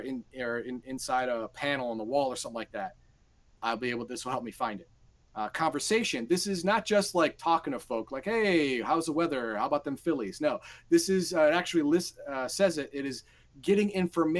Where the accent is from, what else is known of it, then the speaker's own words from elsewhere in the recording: United States; Garthon and I, we grew up in the United States, we graduated high school, and we lived in suburban areas.